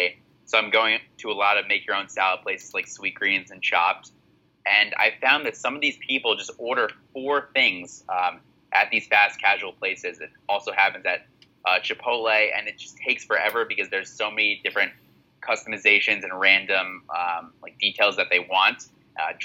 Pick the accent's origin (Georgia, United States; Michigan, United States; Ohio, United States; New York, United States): New York, United States; I'm more of a New York native